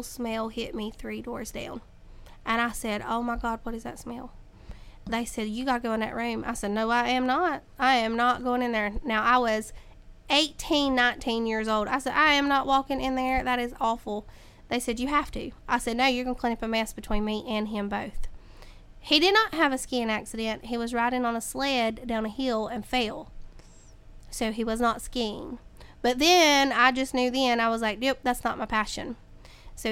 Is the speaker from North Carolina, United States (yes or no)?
yes; Caldwell County, North Carolina, United States; I grew up here in Caldwell County. I was born and raised in Caldwell County